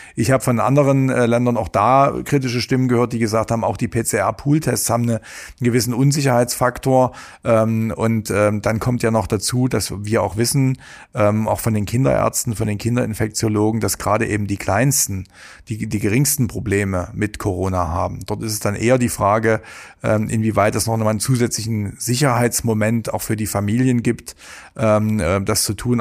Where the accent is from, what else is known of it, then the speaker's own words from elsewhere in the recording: Saxony, Germany; bei uns in Sachsen